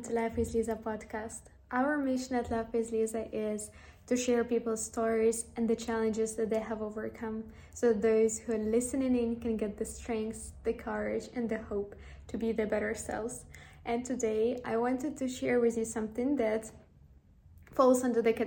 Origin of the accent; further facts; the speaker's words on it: Ukraine; moved away; also born or lived in Amsterdam; when I was growing up in Ukraine